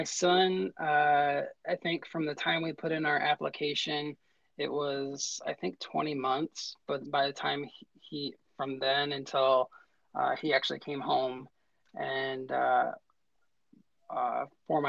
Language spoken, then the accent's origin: English; Vinton, Iowa, United States; now in Des Moines, United States; I grew up in Vinton, which is in northeast Iowa, in between Cedar Rapids and Waterloo.